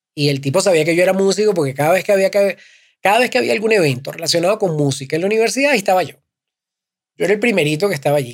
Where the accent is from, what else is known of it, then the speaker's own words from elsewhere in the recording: Caracas, Capital District, Venezuela; also born or lived in Valencia, Venezuela; Yo soy venezolano, vengo de Caracas. No nací en Caracas, nací en Valencia, una ciudad que está un par de horas de Caracas.